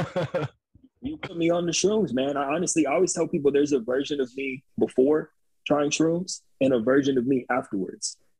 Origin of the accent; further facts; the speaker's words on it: Upland, California, United States; I grew up in the city, Upland, that no one's ever heard of either